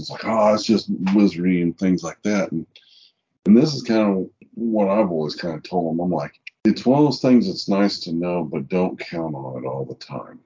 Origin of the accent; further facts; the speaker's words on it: Kansas City, United States; I'm from Kansas City